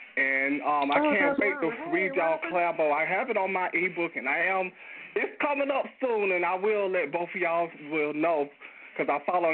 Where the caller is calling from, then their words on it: Atlanta, Georgia, United States; All right, I'm calling from Atlanta.